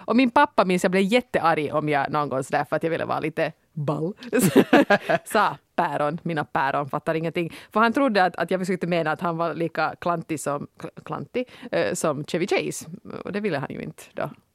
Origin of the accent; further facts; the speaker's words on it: Finland; som finne